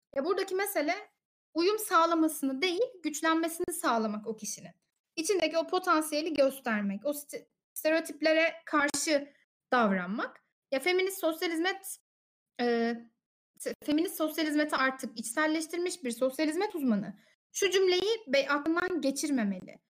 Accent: Konya, Turkey; Ben de Konyalıyım

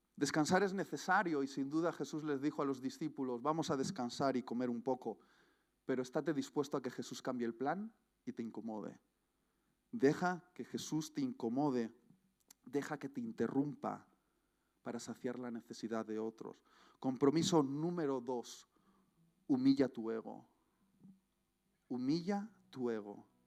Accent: Spain; mi corazón late por, por mi tierra y por mi gente

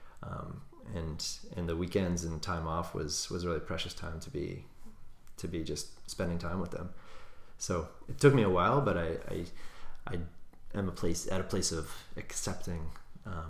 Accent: Cape Cod, Massachusetts, United States; I grew up on Cape Cod

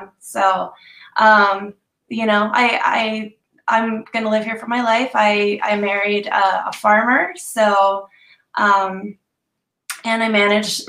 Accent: Lancaster, Ohio, United States; moved away as an adult; also born or lived in San Diego; now in Yuma, United States; originally I was born in Lancaster, Ohio, and I joined the Marine Corps after high school

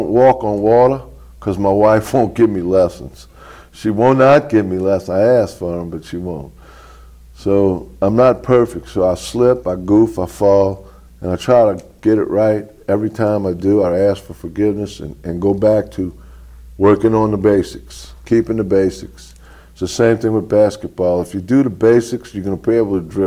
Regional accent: New Orleans, Louisiana, United States; Born and raised in New Orleans

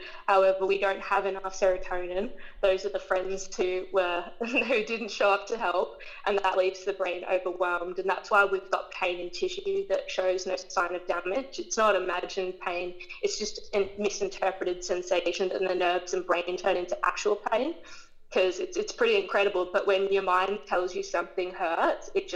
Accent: Queensland, Australia; I was born in Queensland. I've grown up here my entire life, never moved away.

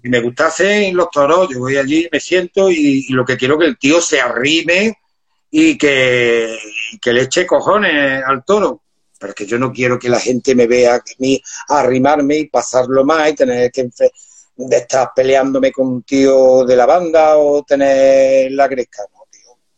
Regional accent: Córdoba, Andalusia, Spain; trabajaba yo por aquel entonces con 16 añitos, trabajaba en una platería, que en Córdoba se conoce por eh, la las ciudades de los plateros

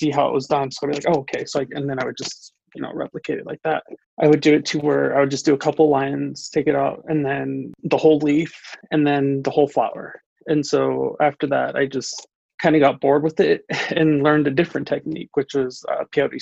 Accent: Crow Indian Reservation, Lodge Grass, Montana, United States; I was born and raised here on the Crow Indian Reservation out here in La Trace, Montana

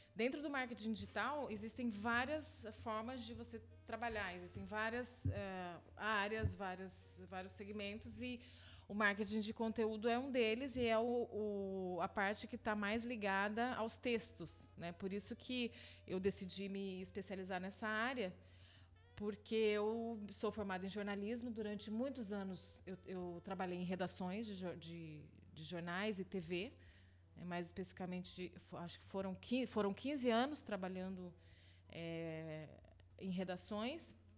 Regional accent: São José dos Campos, São Paulo, Brazil; moved away as an adult; also born or lived in South of Minas Gerais / Paris / Rio de Janeiro; Mineiro de São José dos Campos e fui criada aqui na cidade

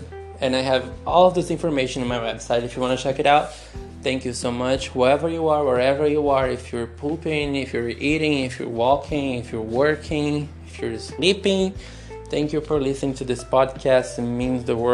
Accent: Brazil; moved away as an adult; also born or lived in Brighton; I'm from Brazil

